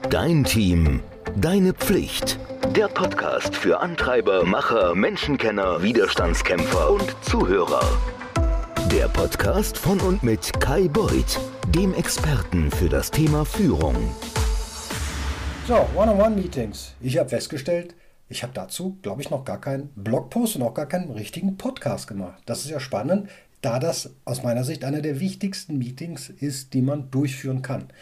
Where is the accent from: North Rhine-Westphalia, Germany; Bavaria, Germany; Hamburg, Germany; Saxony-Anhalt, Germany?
North Rhine-Westphalia, Germany; Cologne; Also ich komme aus Köln und in Köln ist es natürlich alles ein bisschen salopper und alles ein bisschen, ja, bodenständiger und nicht ganz so gewienert.